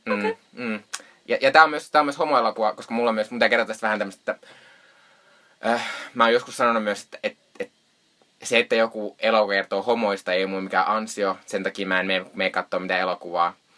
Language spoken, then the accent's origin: Finnish; Joensuu, North Karelia, Finland; moved away; tuolla kotopuolessa Joensuussa